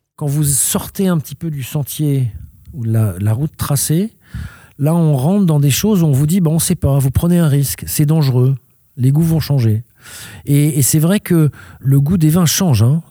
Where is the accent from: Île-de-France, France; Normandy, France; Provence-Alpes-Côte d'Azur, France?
Île-de-France, France; Paris; moved away as an adult; now in Gironde, France; je suis un étranger parce que je suis né à Paris, mais d'une mère suédoise à un père français